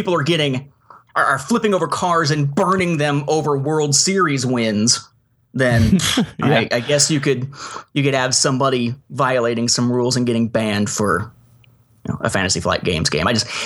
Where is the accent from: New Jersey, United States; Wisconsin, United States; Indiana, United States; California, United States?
Indiana, United States; Evansville; born or raised there; moved away as an adult